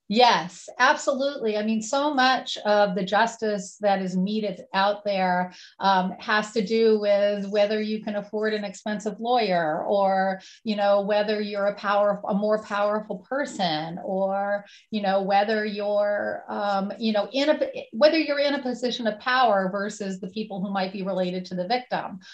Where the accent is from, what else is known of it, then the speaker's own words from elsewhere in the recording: Woodstock, New York, United States; my hometown on November 5th um, in Woodstock, New York.